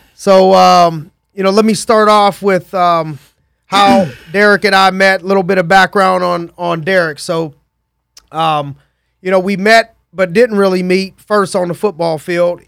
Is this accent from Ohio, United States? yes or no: yes; Youngstown, Ohio, United States; born or raised there; moved away